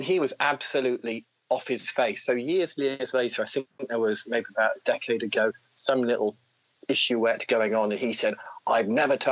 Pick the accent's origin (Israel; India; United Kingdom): United Kingdom; What did we do as young British guys?